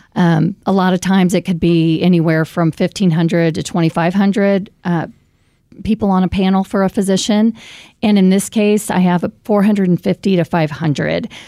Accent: Raymore, Missouri, United States; also born or lived in Saint Louis, Missouri; I moved back to Kansas City because this is my hometown. I grew up in Raymore, Missouri

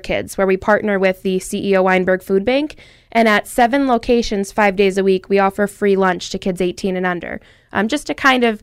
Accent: Dunmore, Pennsylvania, United States; I'm from Dunmore, big family

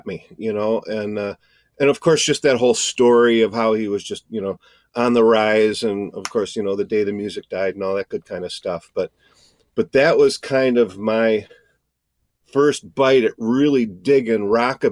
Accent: Fredonia, New York, United States; also born or lived in Batavia, New York; I grew up a little south of Buffalo in a small town called Fredonia

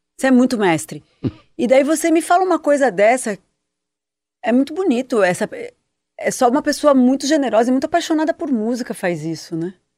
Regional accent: São Paulo, Brazil; eu, que sou daqui de São Paulo

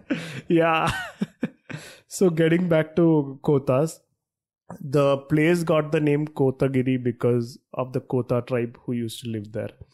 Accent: Thrissur, Kerala, India; we are from Trishur

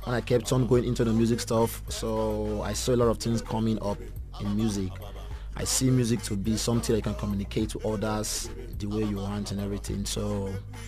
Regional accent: Benin City, Edo, Nigeria; moved away as an adult; also born or lived in Abuja; now in South Africa; I was born in Benin City. I grew up there

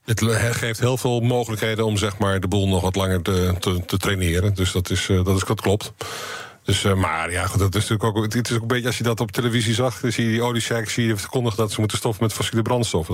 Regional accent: Netherlands

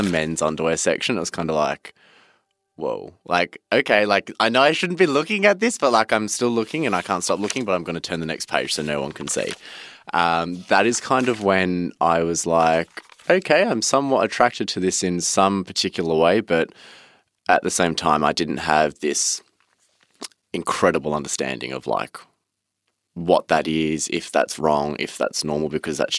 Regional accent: Cranbourne, Victoria, Australia; I grew up in Cranbourne, which is in the southeast of Melbourne

